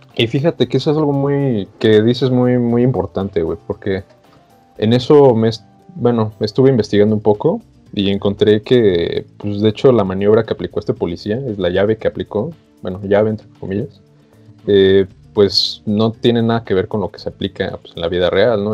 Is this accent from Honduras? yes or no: no; Mexico; nosotros como mexicanos